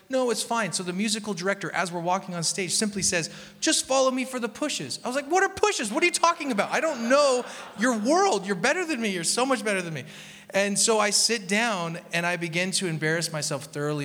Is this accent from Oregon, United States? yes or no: yes; Portland, Oregon, United States; I grew up in Portland